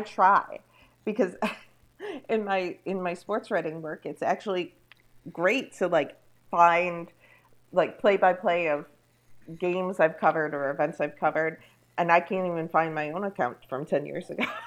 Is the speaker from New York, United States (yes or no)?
yes; Rochester, New York, United States; I grew up in Rochester, New York